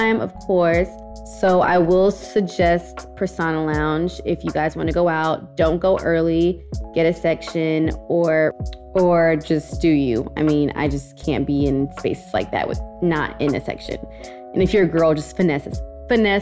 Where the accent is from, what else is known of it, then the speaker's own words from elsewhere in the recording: Houston, Texas, United States; we're all from Houston